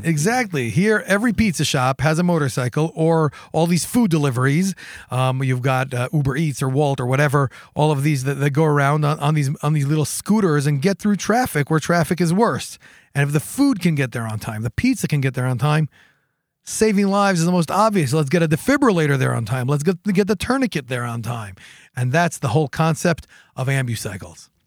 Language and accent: English; Jerusalem, Jerusalem District, Israel; born and raised in Jerusalem.